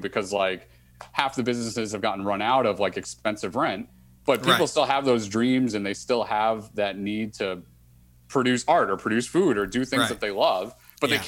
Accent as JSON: {"language": "English", "town": "Boston", "region": "Massachusetts", "country": "United States", "also_born_or_lived": "Monmouth University, New Jersey", "moved": "as an adult", "said": "I went from Boston right into that area."}